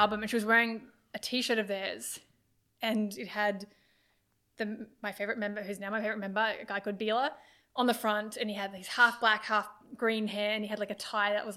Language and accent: English; Australia; I'm that Australian fan